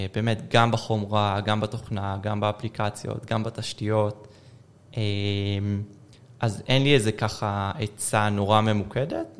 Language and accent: Hebrew; Haifa, Haifa District, Israel; moved away; בחיפה, mm-hmm. אני חיפאי גולה